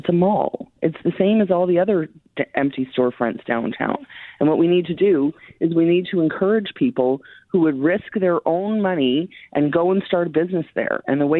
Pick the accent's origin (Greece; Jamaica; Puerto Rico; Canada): Canada; We are all Canadians. I am a Canadian.